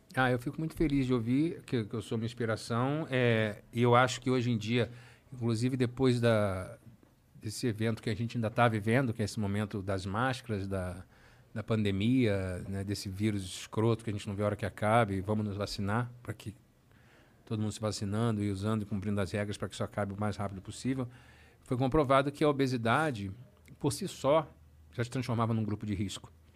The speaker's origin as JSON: {"language": "Portuguese", "region": "Rio de Janeiro", "country": "Brazil", "said": "eu sou do Rio"}